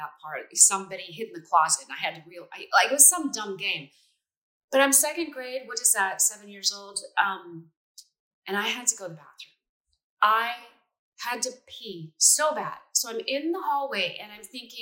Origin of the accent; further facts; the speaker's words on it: Taft, California, United States; also born or lived in Culver City, California; I grew up in a small town called Taft, which is 30 miles west of Bakersfield in the middle of the oil fields